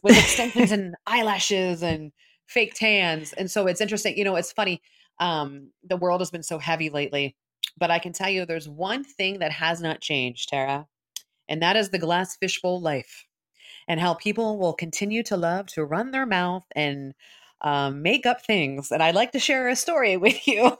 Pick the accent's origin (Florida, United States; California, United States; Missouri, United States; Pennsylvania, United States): Pennsylvania, United States; Philadelphia; I'm from Philly